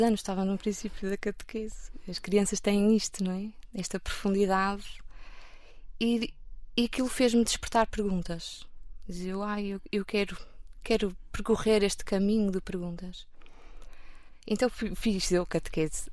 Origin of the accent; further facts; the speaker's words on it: Porto, Norte, Portugal; eu sou do Porto, nasci no Porto, vivo no Porto